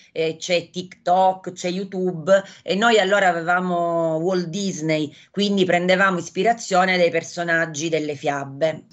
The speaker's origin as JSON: {"language": "Italian", "town": "Acireale", "region": "Sicily", "country": "Italy", "tie": "born or raised there", "said": "io sono di Acireale"}